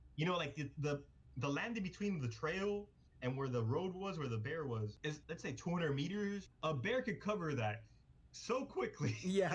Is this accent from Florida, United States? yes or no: yes; Miami, Florida, United States; we're from Miami